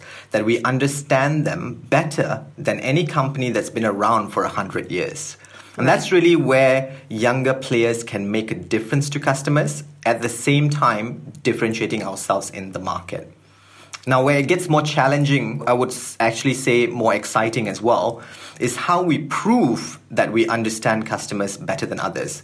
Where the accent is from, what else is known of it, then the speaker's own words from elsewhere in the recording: Malaysia; So I'm born and bred in Malaysia